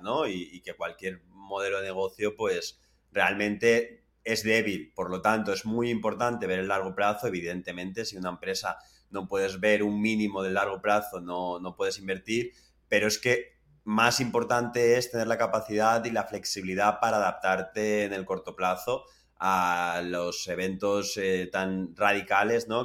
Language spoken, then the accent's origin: Spanish; Carlet, Valencian Community, Spain; moved away as an adult; now in United States; valorando el nivel de vida que, hay en España, en Valencia en concreto, en concreto en Carlet